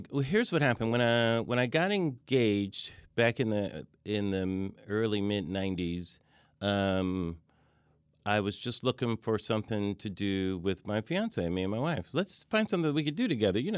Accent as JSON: {"language": "English", "town": "Pomona", "region": "California", "country": "United States", "tie": "born or raised there", "said": "Pomona, California, Southern"}